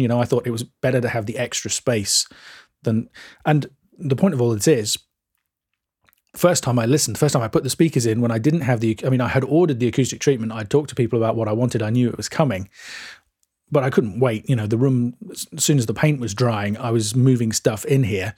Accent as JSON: {"language": "English", "region": "England", "country": "United Kingdom", "said": "we're English and we drink tea and eat cucumber sandwiches"}